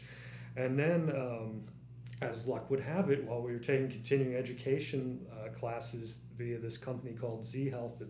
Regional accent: East Coast of the United States, United States; I grew up on the East Coast of the United States

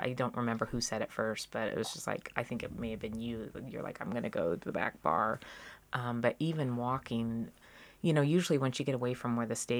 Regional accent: Reno, Nevada, United States; also born or lived in Seattle; growing up in Reno and being in the Seattle-ish grunge scene in the 90s

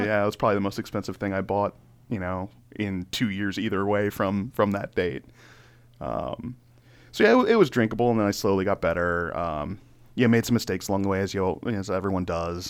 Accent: Laurel, Maryland, United States; also born or lived in Carroll County, Maryland; I grew up in Maryland. I was in, uh, Laurel most of my life.

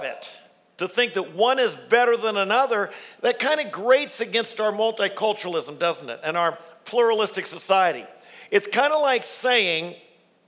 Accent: Worthington, Ohio, United States; I grew up right here in Worthington, Ohio

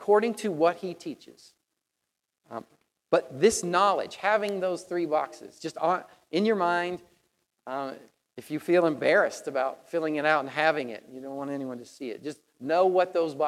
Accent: Tennessee, United States; moved away; I come from Tennessee

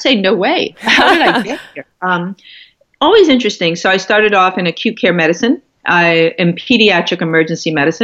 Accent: New York, United States; now in Marin County, United States; I'm a New Yorker

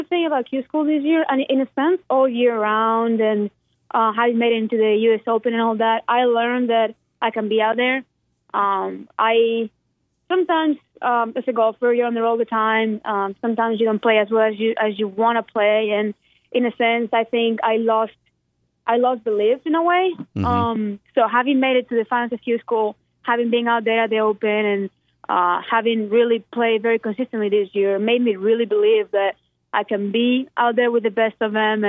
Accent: Spain; now in Birmingham, United States; I'm gone from Spain and I'm gone from here

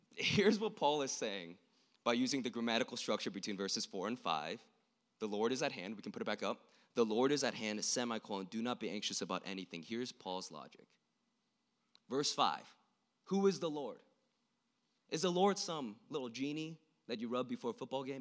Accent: South Korea; moved away; I was born in South Korea, I'm not from here, and I was born an hour away from the border between South and North Korea

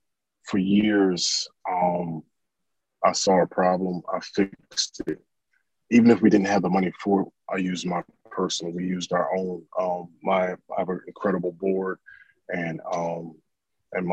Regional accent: Orlando, Florida, United States; We're originally from Orlando, Florida

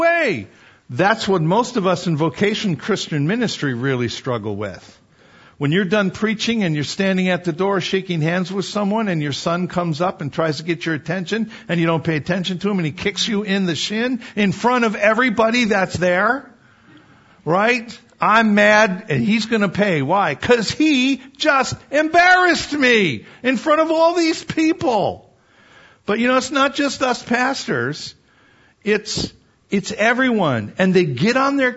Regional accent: Wisconsin, United States; I grew up in Wisconsin

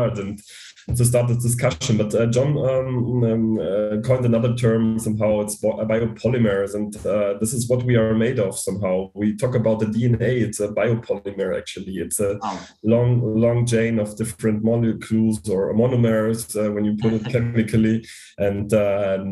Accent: Bavaria, Germany; I grew up in a small town in Bavaria

